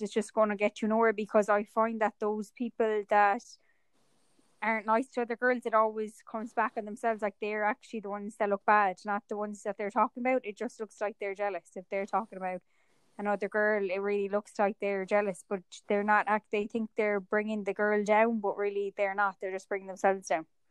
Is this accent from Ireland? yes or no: yes; Ireland; I'm from Ireland and I grew up in the countryside